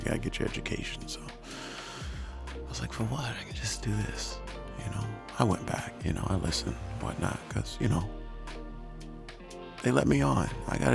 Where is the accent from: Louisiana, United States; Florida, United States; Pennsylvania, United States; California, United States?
Louisiana, United States; Shreveport; my hometown in Shreveport